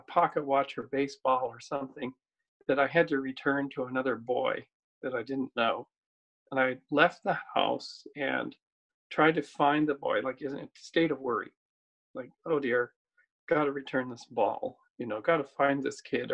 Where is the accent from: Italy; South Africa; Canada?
Canada; my hometown in Canada